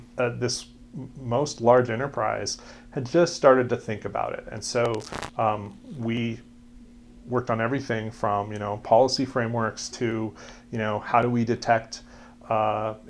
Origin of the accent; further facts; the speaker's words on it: Arvada, Colorado, United States; now in Boulder, United States; I grew up in Arvada, but okay. I personally have lived in Boulder the last 30 years